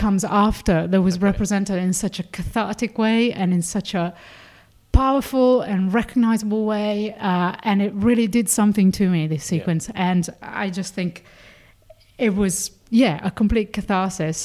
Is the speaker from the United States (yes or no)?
no; Italy; moved away; I grew up in Catholic Italy